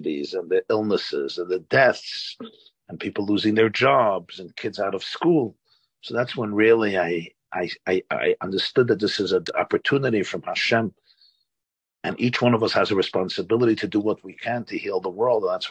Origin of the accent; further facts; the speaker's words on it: New York City, New York, United States; now in Monsey, United States; I was born in 1972 in Brooklyn, New York. I live today in Rockland County in Muncie.